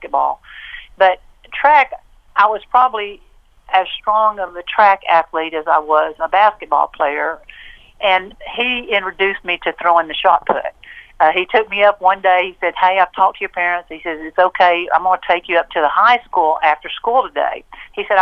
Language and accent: English; Waco, Texas, United States; also born or lived in Robinson, Texas; I was born and I grew up in Waco